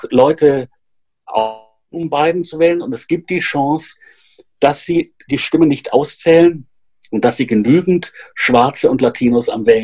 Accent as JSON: {"language": "German", "country": "Austria", "tie": "born or raised there", "said": "Ich bin ja in Österreich aufgewachsen in den 70er Jahren."}